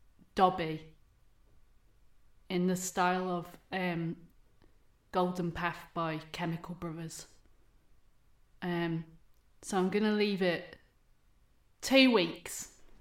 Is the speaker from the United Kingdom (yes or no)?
yes; East Midlands, United Kingdom